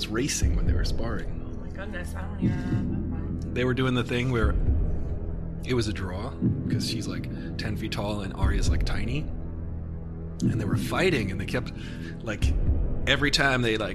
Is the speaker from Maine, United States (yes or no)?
no; New York, United States; I'm from New York